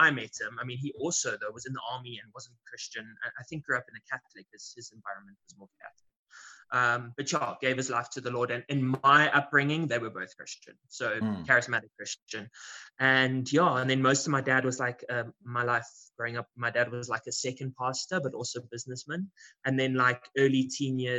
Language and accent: English; South Africa; I'm born and bred in South Africa.